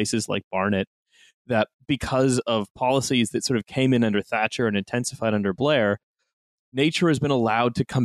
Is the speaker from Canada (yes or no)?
yes; Canada; moved away as an adult; now in United Kingdom; I've lived here for the last 10 years and I'm simply a Canadian abroad